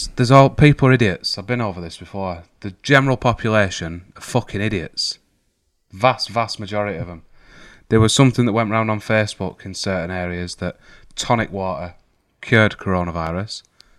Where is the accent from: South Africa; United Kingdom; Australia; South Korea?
United Kingdom; we're British.